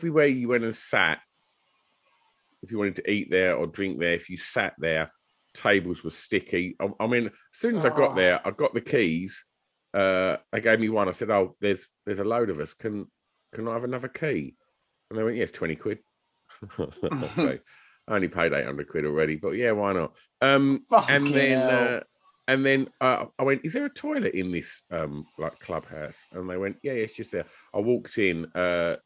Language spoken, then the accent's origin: English; Tilbury, East of England, United Kingdom; also born or lived in Grays; I was born in Tilbury, right? Mm. Tilbury is fucking piss poor. It is a piss poor town. Son of a docker